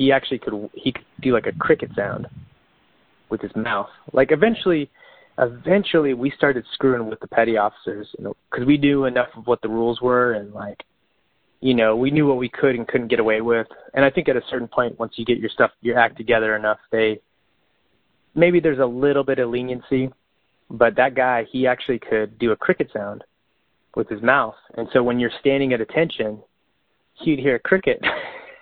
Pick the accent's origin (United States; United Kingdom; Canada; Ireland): United States; Bakersfield, California; I'm from Bakersfield, California, where it gets like 110, 115 in the summer.